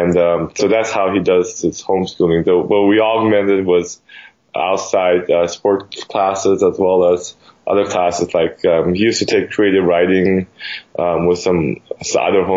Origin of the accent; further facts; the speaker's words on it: Midwest, United States; moved away as an adult; also born or lived in South Korea; now in California, United States; My family came over when I was 5 years old. But I grew up mostly in the Midwest. We live in California now.